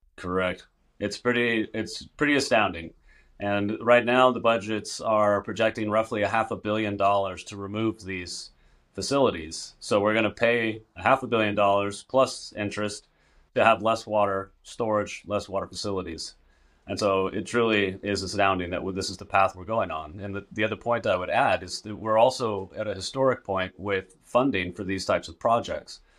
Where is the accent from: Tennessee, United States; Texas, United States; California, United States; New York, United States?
California, United States; Northern; I'm there in my hometown